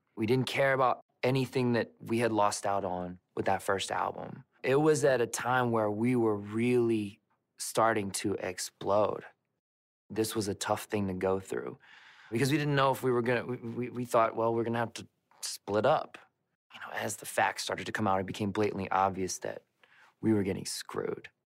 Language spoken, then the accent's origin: English; Memphis, Tennessee, United States; Growing up around Memphis, Tennessee was an interesting place